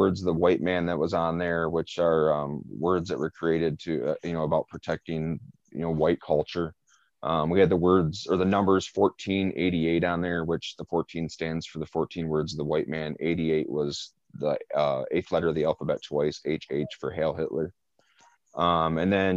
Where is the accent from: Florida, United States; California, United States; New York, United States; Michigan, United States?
Michigan, United States; Flint; growing up in Rollingwood and on the East Side, period, I was all over Flint